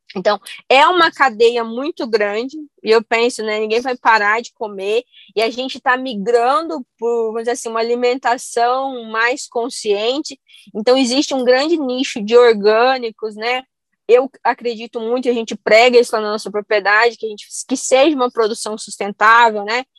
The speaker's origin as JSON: {"language": "Portuguese", "region": "Goiás", "country": "Brazil", "tie": "born or raised there", "also_born_or_lived": "Santa Catarina / Rio Grande do Sul", "said": "Mas a minha família é do Rio Grande do Sul, eu nasci em Santa Catarina, mas eu vim para Goiás com um ano. E a gente sempre morou em fazenda"}